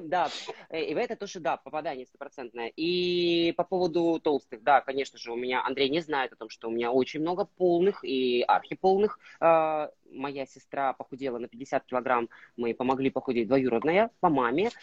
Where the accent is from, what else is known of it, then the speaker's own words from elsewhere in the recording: Russian Far East, Russia; moved away; я, э, родом, э, с Дальнего Востока